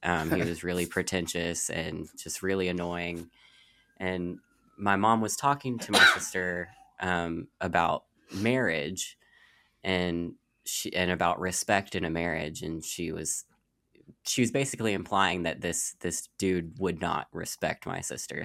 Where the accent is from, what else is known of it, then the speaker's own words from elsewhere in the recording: Louisville, Kentucky, United States; I'm from, born and raised in Louisville, Kentucky